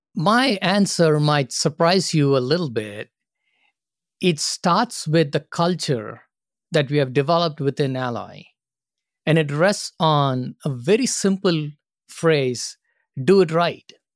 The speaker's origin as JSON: {"language": "English", "country": "India", "tie": "born or raised there", "also_born_or_lived": "Singapore / Phoenix, Arizona", "moved": "as an adult", "lives_now": "United States", "said": "I grew up in India and started my first job with Singapore Airlines in Singapore"}